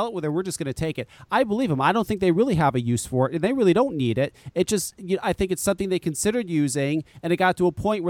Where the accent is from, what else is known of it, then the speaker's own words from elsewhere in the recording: Burlington, Connecticut, United States; I was raised in Burlington